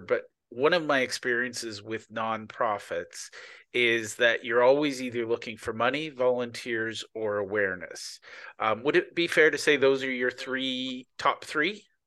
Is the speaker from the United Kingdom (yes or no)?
no; Canada; I'm Canadian, not American